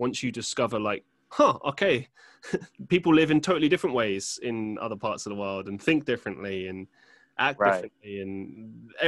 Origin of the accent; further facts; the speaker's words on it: London, United Kingdom; I grew up in London